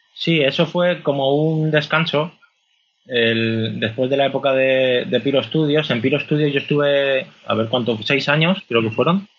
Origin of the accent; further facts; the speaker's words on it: Castellón de la Plana, Valencian Community, Spain; also born or lived in Madrid; Y yo soy de Castellón